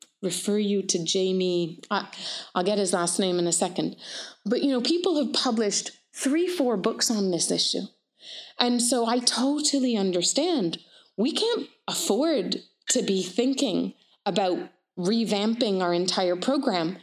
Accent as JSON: {"language": "English", "country": "Canada", "also_born_or_lived": "United Kingdom / Palestine", "said": "I'm British, a lovely anti-colonial mother. I'm Canadian, so settler Canadian. And I am Middle Eastern. I am Palestinian."}